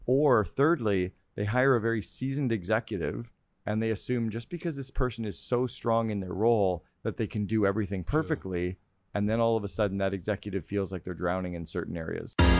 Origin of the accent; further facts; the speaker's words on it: Canada; I'm a Canadian kid